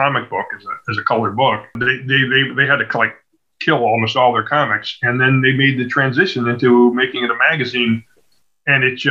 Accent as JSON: {"language": "English", "town": "Evanston", "region": "Illinois", "country": "United States", "tie": "born or raised there", "also_born_or_lived": "Chicago", "said": "I'm really a Chicago native, though I grew up in Evanston, which is a suburb just to the north. But I've spent my whole life here"}